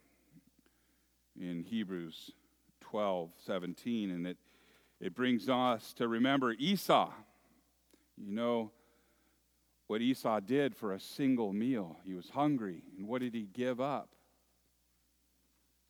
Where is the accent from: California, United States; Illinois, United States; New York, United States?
California, United States; Moraga; When I was a little boy, growing up in the San Francisco East Bay area in a little town that used to be agriculture